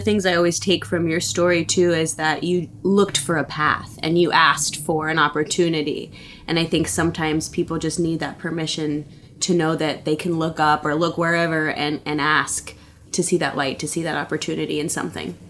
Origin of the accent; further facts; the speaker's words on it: Cincinnati, Ohio, United States; now in Los Angeles, United States; I am from Cincinnati, Ohio